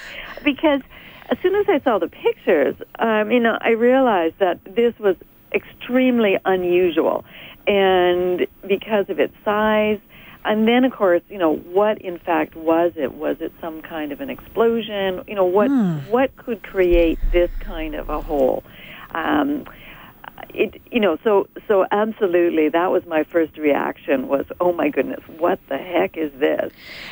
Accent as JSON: {"language": "English", "town": "Edmonton", "region": "Alberta", "country": "Canada", "tie": "born or raised there", "said": "Edmonton's my hometown."}